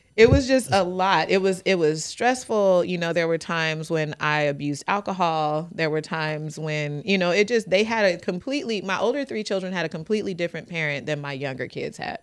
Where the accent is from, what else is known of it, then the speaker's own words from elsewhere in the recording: Fresno, California, United States; I'm born and raised in Fresno, California. Grew up in Southwest Fresno